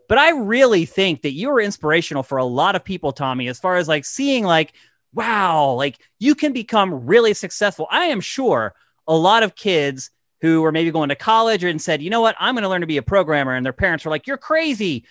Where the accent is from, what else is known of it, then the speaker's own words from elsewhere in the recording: East Coast, United States; moved away as an adult; now in California, United States; I'm from the East Coast as well